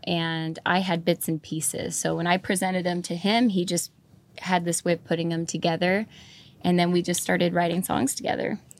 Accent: Fall River Mills, California, United States; also born or lived in Watsonville, California; I was born in Watsonville, but I grew up, um, from the second grade on up in a little town called Fall River Mills up by Burney Falls in Northern California

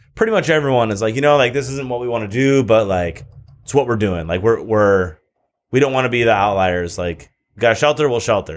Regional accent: Michigan, United States; moved away as an adult; now in California, United States; when I lived in Michigan

